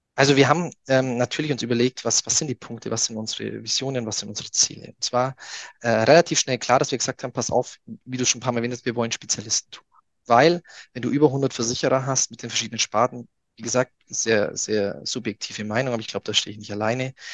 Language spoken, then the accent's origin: German; near Augsburg, Bavaria, Germany; ich komme ja aus, aus der Nähe von Augsburg